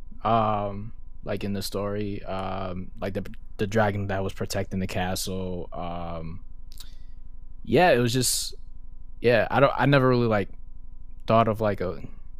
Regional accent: Hartford, Connecticut, United States; I'm a musician from Hartford, Connecticut

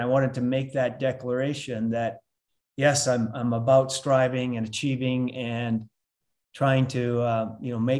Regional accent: Lethbridge, Alberta, Canada; moved away as an adult; also born or lived in London, Ontario; now in Salt Lake City, United States; I'm originally from a place called Lethbridge, Alberta, Canada, but we've been here for 25 years.

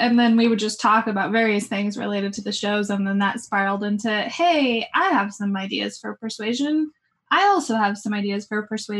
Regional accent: United States; I'm the other American.

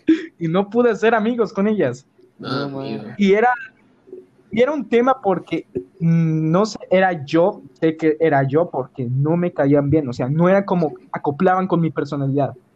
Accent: San Luis Potosí, Mexico; soy de San Luis Potosí, México

